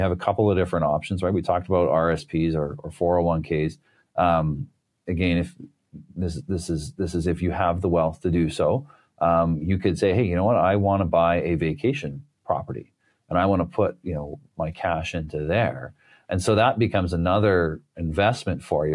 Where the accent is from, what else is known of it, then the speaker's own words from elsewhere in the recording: Canada; being Canadian here